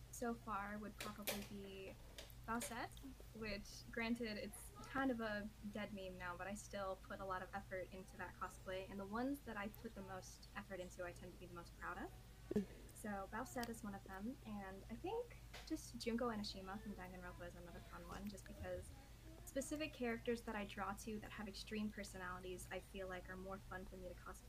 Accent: Las Vegas, Nevada, United States; also born or lived in Arizona / Idaho; I was born in Arizona, lived in Las Vegas most of my life, moved to Idaho for a year, and now I'm here.

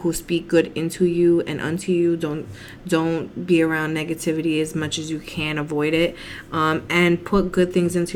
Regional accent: East Coast, United States; we're from the East Coast.

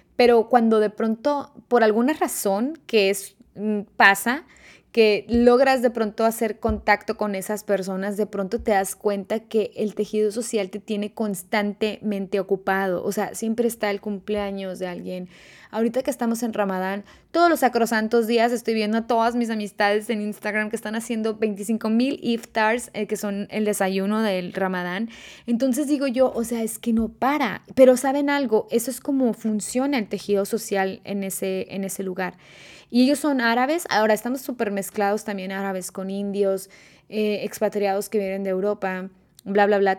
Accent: Mexico; moved away as an adult; also born or lived in Quito, Ecuador / Muscat, Oman; now in Dubai, United Arab Emirates; la primera vez que salí del país, de México, fuimos a vivir a Quito

